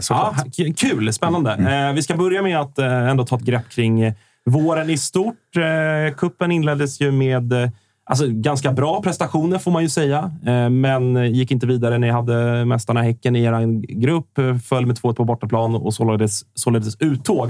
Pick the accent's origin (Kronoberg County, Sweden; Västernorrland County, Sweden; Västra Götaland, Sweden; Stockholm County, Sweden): Stockholm County, Sweden; Stockholm; som stockholmare